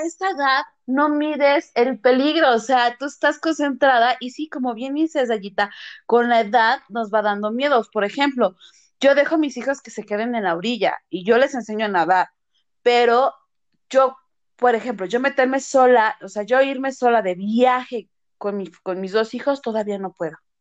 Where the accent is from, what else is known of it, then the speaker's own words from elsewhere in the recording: Mexico; also born or lived in Morelia; somos mexicanos